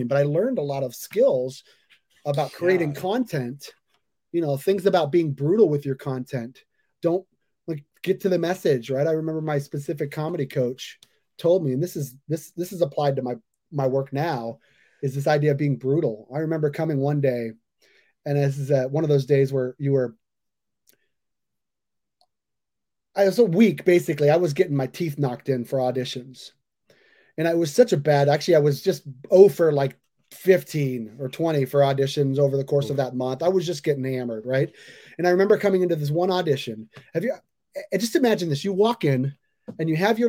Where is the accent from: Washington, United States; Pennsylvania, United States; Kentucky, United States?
Washington, United States; Seattle; also born or lived in New York; I'm from Seattle